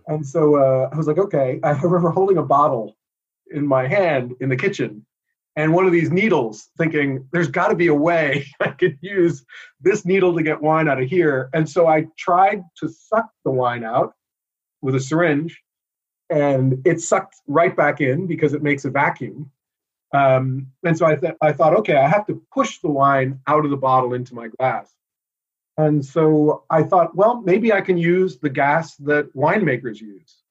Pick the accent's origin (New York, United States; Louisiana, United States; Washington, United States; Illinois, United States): New York, United States; New York City; moved away as an adult; now in Boston, United States; I grew up here in the United States. I was born in New York City